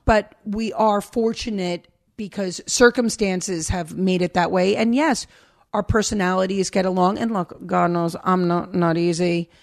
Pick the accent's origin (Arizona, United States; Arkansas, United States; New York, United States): New York, United States; moved away as an adult; also born or lived in Minnesota; now in Pennsylvania, United States; me as New Yorker